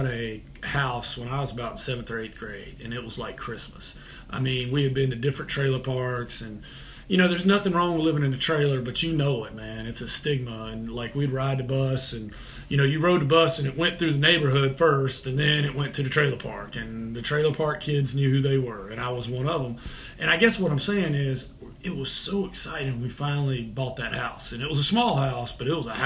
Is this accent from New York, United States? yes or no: no; Kernersville, North Carolina, United States; moved away as an adult; also born or lived in Greensboro, North Carolina; now in Charlotte, United States; I came down to Charlotte to teach. And man, I'm from a small town, Kernersville